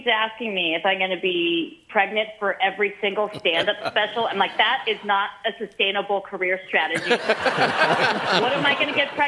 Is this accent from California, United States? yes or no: yes; San Francisco, California, United States; when I warmed up for my special in my hometown, San Francisco, I did four shows at this comedy club that was a 400 seater